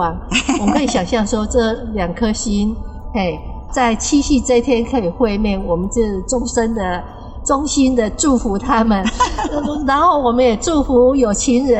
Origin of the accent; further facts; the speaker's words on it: Kaohsiung, Taiwan; 我住高雄。